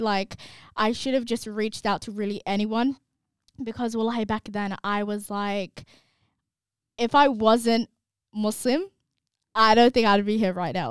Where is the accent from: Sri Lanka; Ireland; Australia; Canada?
Australia; we're from Australia